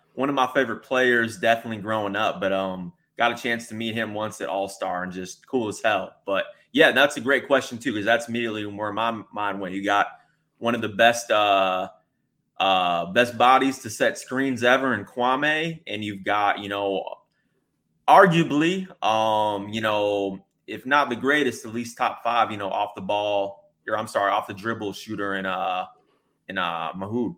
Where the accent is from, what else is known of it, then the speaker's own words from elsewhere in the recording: Michigan, United States; now in Austin, United States; I grew up in Michigan, so I grew up very close to Ohio